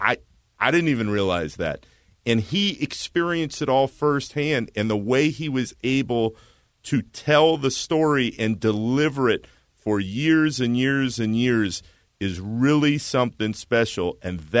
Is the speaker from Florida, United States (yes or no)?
yes; Orlando, Florida, United States; I grew up in Orlando, Florida